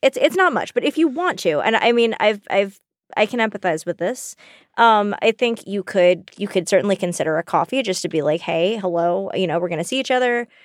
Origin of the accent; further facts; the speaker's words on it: the South, United States; moved away; We grew up in the South